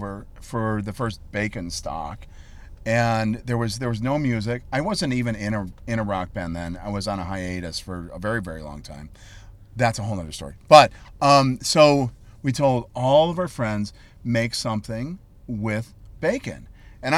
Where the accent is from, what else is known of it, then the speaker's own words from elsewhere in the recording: Chicago, Illinois, United States; I'm a city boy. But I moved out far just to have fun. But I'm basically from Belmont and Sheffield